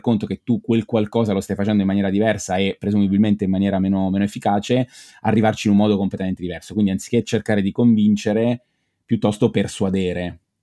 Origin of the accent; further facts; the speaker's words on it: Pescara, Abruzzo, Italy; now in Bologna, Italy; io sono originario di, di Pescara, sono abruzzese, ma abito a Bologna con mia moglie